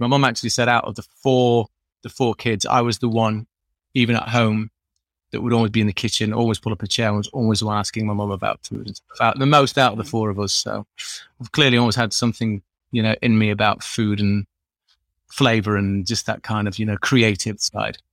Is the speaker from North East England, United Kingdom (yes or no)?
no; Sheffield, Yorkshire and the Humber, United Kingdom; also born or lived in France; I'm the most common type of person, which is a French Yorkshireman. I was raised in Sheffield from from about three years old